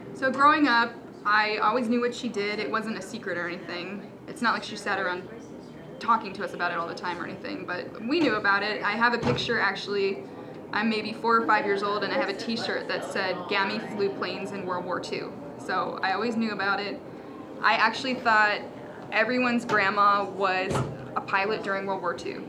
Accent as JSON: {"language": "English", "region": "Maryland", "country": "United States", "said": "we're from Maryland, so it's nearby"}